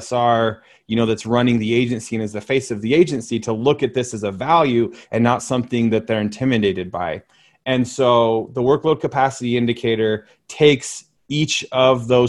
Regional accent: Utah, United States; you're coming to my hometown

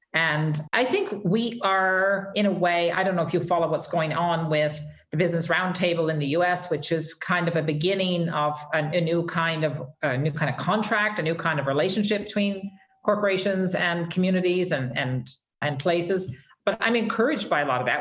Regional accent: Fogo Island, Newfoundland and Labrador, Canada; moved away as an adult; also born or lived in Calgary; I I'm as a Newfoundlander

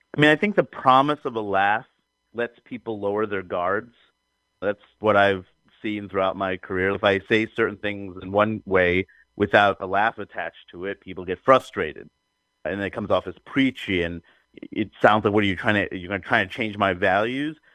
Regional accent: New York City, New York, United States; growing up in Queens, New York, where the whole world is there.

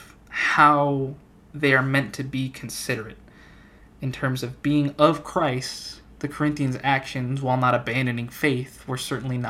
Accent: Central Arizona, United States; I'm a guy from Central AZ

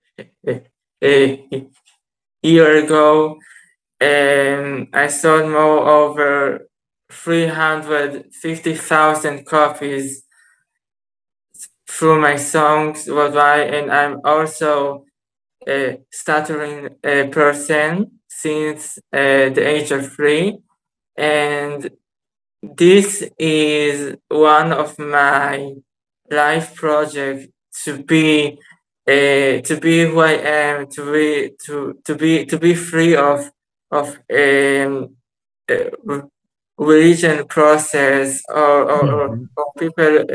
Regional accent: Israel; I'm from Israel.

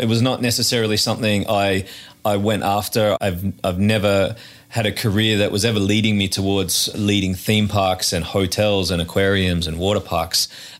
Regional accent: north of Sydney, New South Wales, Australia; moved away as an adult; also born or lived in Asia / Malaysia; now in Carlsbad, United States; So I am Australian. I grew up just north of Sydney. Actually, though, before coming to Carlsbad, we were 10 years in Asia. So I've had a bit of a detour from Australia to Southern California.

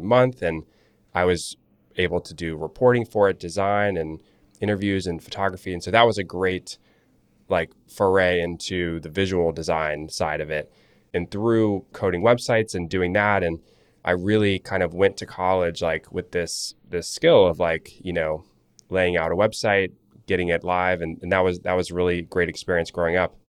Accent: Charlotte, North Carolina, United States; creating websites for lawyers and other small businesses in Charlotte all through growing up. I'm from Charlotte, North Carolina

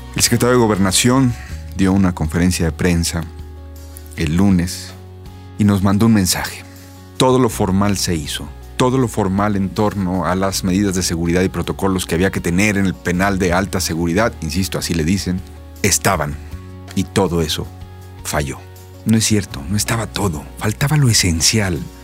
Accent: Mexico

